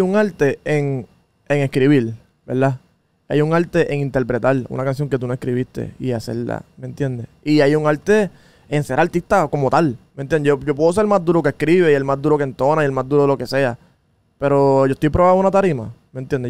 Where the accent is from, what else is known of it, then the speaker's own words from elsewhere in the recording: Puerto Rico; moved away as an adult; also born or lived in New York, United States; yo soy un boricua. De los boricuas que no se la queremos dar a nadie.